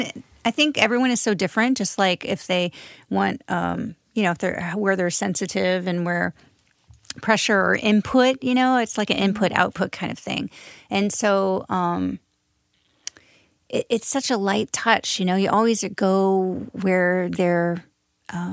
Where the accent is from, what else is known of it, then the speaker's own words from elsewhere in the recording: Midwest, United States; I'm from the Midwest